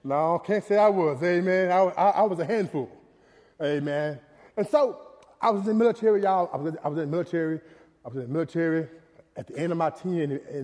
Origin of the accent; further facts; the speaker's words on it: Dallas, Texas, United States; I was born in Oak Cliff, Texas